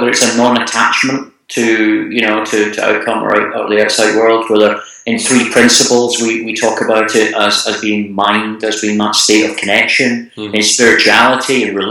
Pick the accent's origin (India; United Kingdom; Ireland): United Kingdom; Scotland; I'm from Scotland